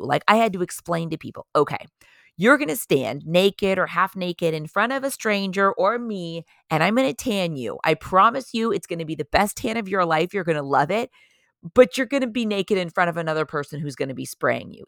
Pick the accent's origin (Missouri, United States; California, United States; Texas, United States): California, United States; Orange County; also born or lived in San Diego, California; I am from Orange County, California, originally